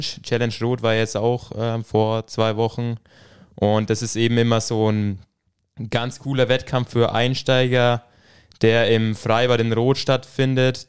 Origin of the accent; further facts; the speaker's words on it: Ruppmannsburg, Bavaria, Germany; Bin aus dem schönen Ruckmannsburg. Wird jetzt wahrscheinlich nicht wirklich vielen von euch irgendwas sagen. Das ist in der Nähe von Talmessing, ein kleiner Ort